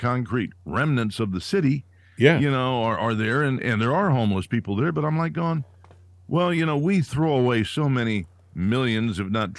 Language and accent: English; Fresno, California, United States; moved away as an adult; I grew up in California. I remember. I grew up in the San Joaquin Valley in Fresno